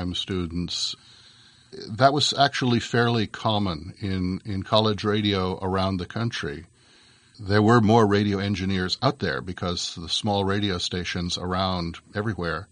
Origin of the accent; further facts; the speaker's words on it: Berkeley, California, United States; we moved away from Berkeley right after some of the worst of the People's Park riots up to more rural Northern California and finished high school there